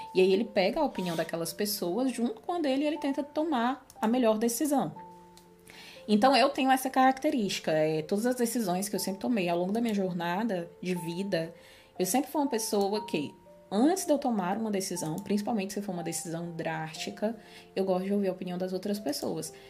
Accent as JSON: {"language": "Portuguese", "town": "Fortaleza", "region": "Ceará", "country": "Brazil", "moved": "yes", "lives_now": "Portugal", "said": "a gente é cearense, né? Somos nordestinos e somos cearenses. Eu morava na capital do Ceará, Fortaleza"}